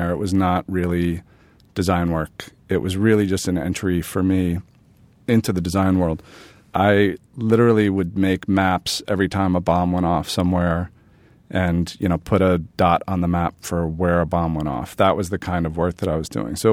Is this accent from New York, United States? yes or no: yes; New York City, New York, United States; born or raised there